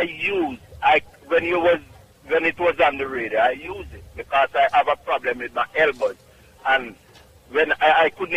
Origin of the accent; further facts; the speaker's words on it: Clark's Town, Trelawny, Jamaica; now in Bronx, United States; Clarkstown, Jamaica, Trelawney